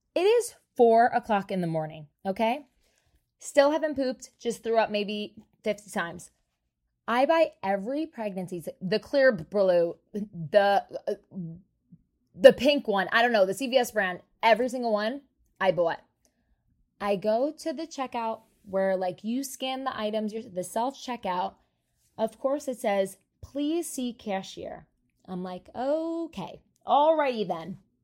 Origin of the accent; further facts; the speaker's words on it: New Jersey, United States; I'm from Jersey